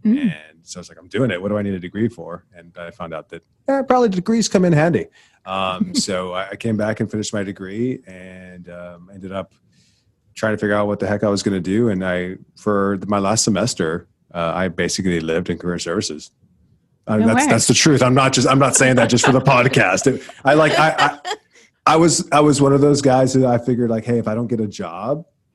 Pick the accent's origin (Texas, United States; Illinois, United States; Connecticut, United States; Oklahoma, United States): Texas, United States; South; I grew up in South Texas on the border